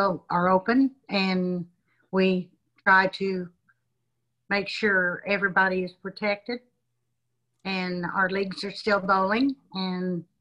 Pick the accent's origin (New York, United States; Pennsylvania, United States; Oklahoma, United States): Oklahoma, United States; Kingfisher County; I was born in Kingfisher County, Oklahoma.